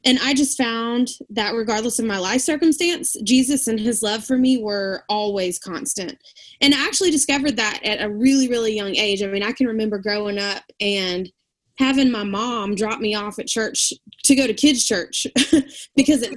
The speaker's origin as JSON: {"language": "English", "region": "Alabama", "country": "United States", "moved": "as an adult", "lives_now": "Virginia, United States", "said": "I am from Alabama"}